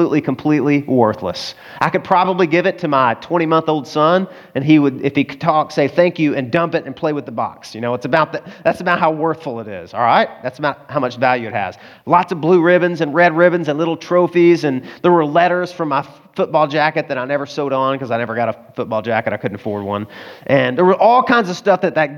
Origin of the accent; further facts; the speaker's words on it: the South, United States; I grew up in the South